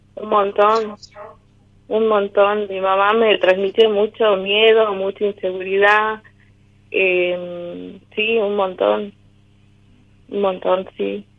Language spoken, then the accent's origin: Spanish; Salta, Argentina; Soy de Salta Capital